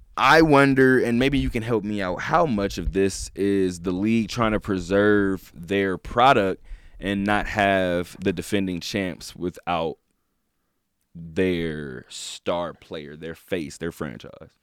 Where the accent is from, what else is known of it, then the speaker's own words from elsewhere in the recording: California, United States; I'm from California.